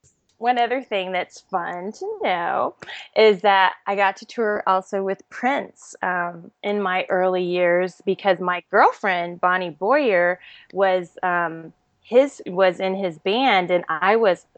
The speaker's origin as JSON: {"language": "English", "country": "Germany", "tie": "born or raised there", "said": "I was born and raised in Germany. My father was a military officer, an army officer. And so I grew up most of my life in Europe."}